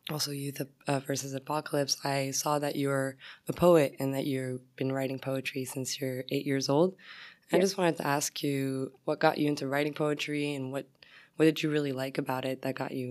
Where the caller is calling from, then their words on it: Oakland, California, United States; I'm calling from Oakland, California.